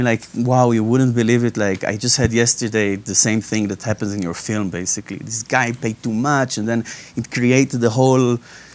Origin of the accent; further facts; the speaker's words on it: Israel; now in United Kingdom; I'm originally from Israel, but now I'm based in the UK.